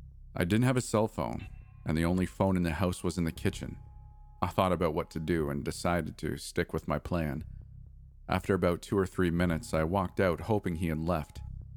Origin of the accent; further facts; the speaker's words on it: East Los Angeles, California, United States; For context, my older brother and I grew up in East LA, in a small house that had a metal gate